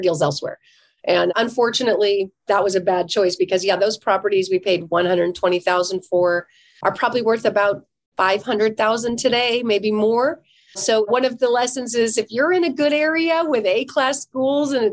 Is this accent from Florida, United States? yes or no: no; California, United States; I'm from California